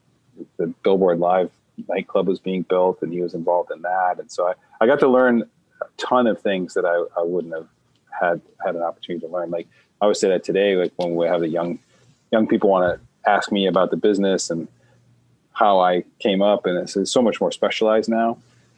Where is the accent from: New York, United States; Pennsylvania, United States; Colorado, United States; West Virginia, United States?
New York, United States; Buffalo; moved away as an adult; now in California, United States; I grew up in Buffalo, New York, played hockey my whole life